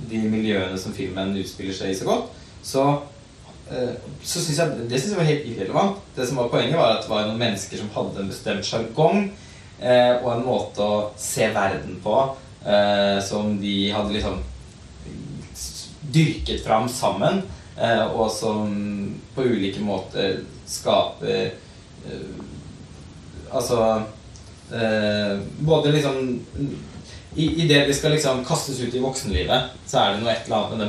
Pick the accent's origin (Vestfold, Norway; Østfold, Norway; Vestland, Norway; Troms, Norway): Østfold, Norway; Halden; jeg er heller ikke født og oppvokst i Oslo, jeg er faktisk i Halden.